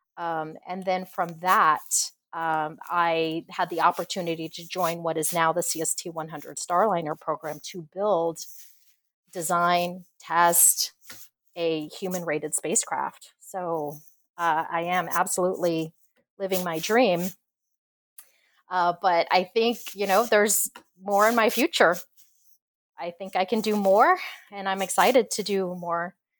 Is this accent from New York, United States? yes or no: no; Corpus Christi, Texas, United States; I grew up in Corpus Christi, so we would have hurricanes and tropical storms